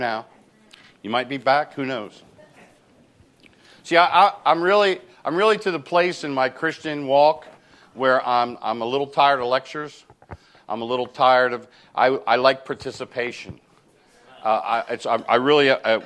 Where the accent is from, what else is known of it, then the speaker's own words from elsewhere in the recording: New Jersey, United States; moved away; I'm from New Jersey. I talk fast